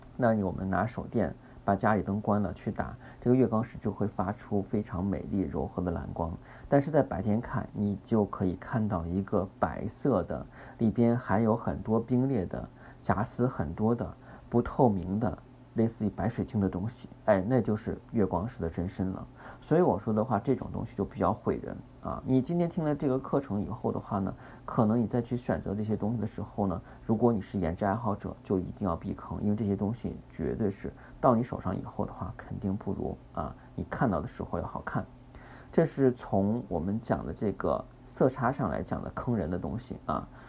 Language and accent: Chinese; China; 我们中国人是喜欢红的